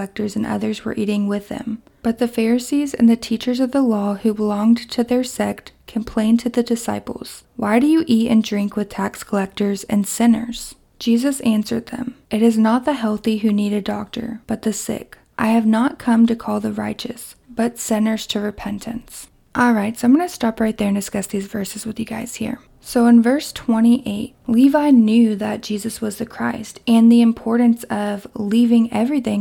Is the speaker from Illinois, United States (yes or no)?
no; Kentucky, United States; my hometown in Kentucky